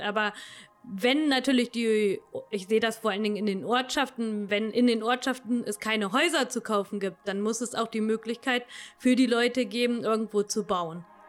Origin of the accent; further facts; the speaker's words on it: Königslutter am Elm, Lower Saxony, Germany; also born or lived in Helmstedt; ich lebe äh, schon immer in Lelm